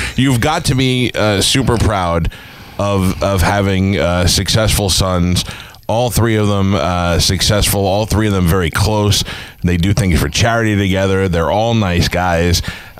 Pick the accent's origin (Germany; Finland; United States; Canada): United States; New York; accent: New York; Believe me, I struggled hard trying to get rid of my New York accent